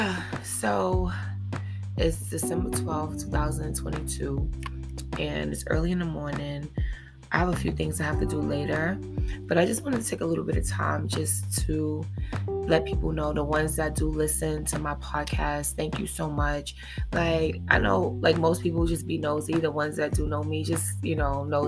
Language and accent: English; New York City, New York, United States; I've been born and raised in Harlem my whole life